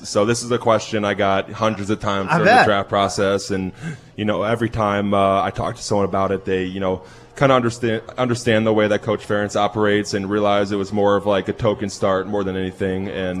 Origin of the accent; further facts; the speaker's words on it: Chicago, Illinois, United States; I'm from Chicago area, but my parents have a place in, like, lower Wisconsin, Lake Geneva area.